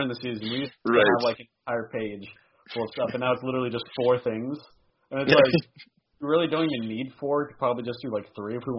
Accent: Midwest, United States; also born or lived in Montana; now in Washington, United States; I was born in the Midwest. I have that Midwest blood in me, and I spent a year in Montana.

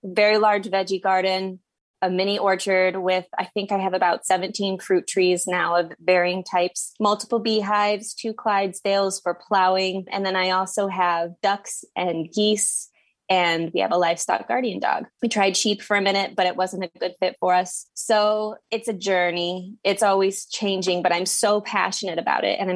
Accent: Midwest, United States; moved away as an adult; also born or lived in central New Jersey; now in New Jersey, United States; I currently live on a six acre farm in central New Jersey, and I'm from the Midwest, but I didn't grow up in a farming family.

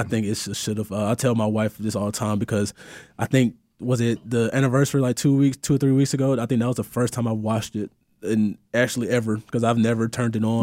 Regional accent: Moody, Alabama, United States; moved away as an adult; also born or lived in New Jersey; I'm from Moody, Alabama.

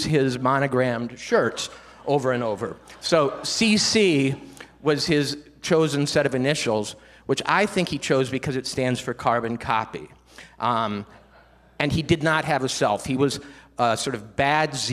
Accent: Minnesota, United States; I grew up in Minnesota

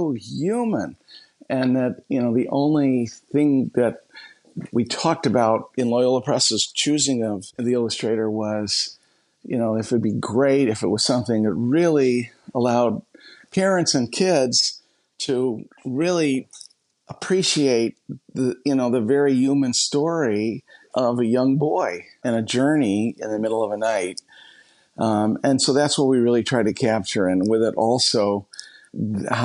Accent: La Grange, Illinois, United States; I was born and raised in just the richest of soil of a wonderful little town outside of Chicago, LaGrange, Illinois

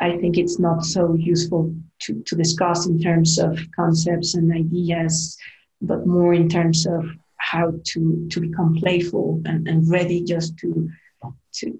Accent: Guanajuato, Mexico; my hometown, Guanajuato

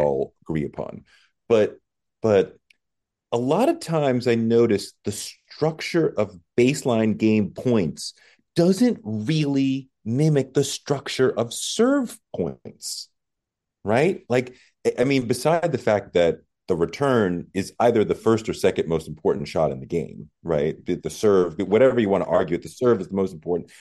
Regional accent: New England, United States; I grew up in New England

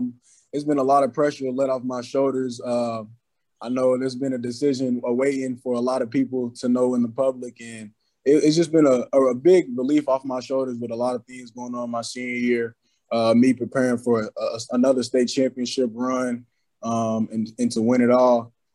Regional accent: Louisville, Kentucky, United States; I grew up watching basketball, football, Teddy Bridgewater, Preston Brown, all them guys.

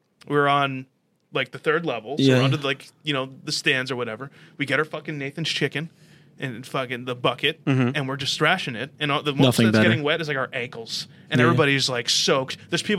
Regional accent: New Jersey, United States; And I'm from Jersey.

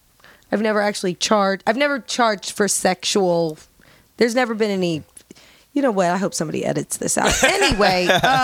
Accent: Indiana, United States; moved away as an adult; also born or lived in Los Angeles; I came from Indiana. You know, moved to LA at 19.

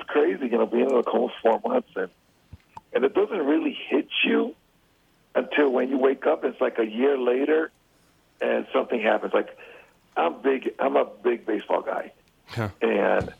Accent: Chicago, Illinois, United States; Well, I'm from Chicago, so I'm White Sox.

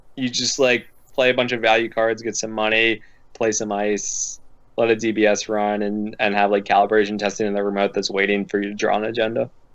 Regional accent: Philadelphia, Pennsylvania, United States; moved away; also born or lived in Midwest; I'm from the Philadelphia area, and everyone I grew up with is rude and interrupts each other

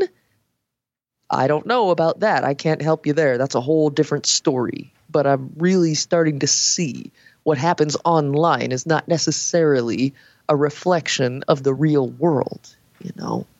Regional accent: California, United States; I grew up in California where there's, again, all walks of life.

